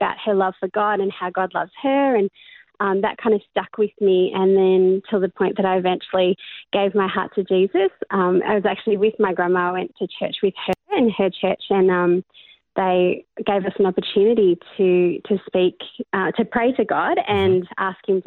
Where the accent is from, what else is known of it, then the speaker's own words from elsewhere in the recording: Australia; also born or lived in Cape Town, South Africa / Melbourne, Australia; I was born in Cape Town in South Africa, and my family moved over to Australia when I was about 9